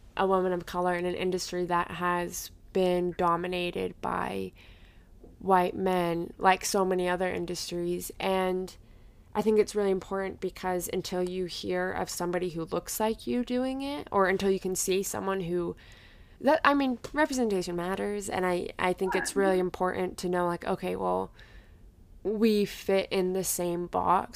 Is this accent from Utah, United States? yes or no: yes; Utah, United States; growing up in Utah, like 10 years ago